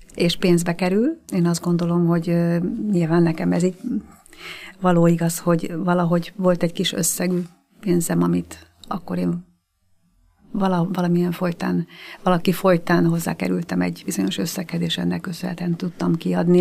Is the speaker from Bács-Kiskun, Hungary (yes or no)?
no; Budakeszi, Pest, Hungary; moved away as an adult; also born or lived in Terézváros, Budapest; now in Budapest, Hungary; Budakeszi nőttem fel